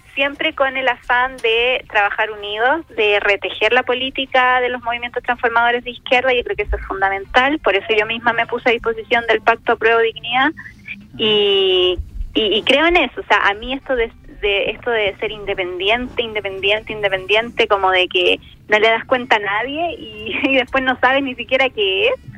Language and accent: Spanish; Rengo, O'Higgins, Chile; yo nací precisamente en Rosario, que es una localidad muy pequeña del distrito, de, en la comuna de Rengo